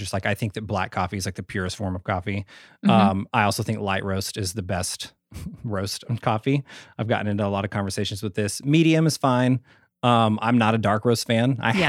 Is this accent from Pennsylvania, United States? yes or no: no; Sherman, Texas, United States; born there; I'm in a really small town in like North Texas where I was born. I was born in Sherman, Texas.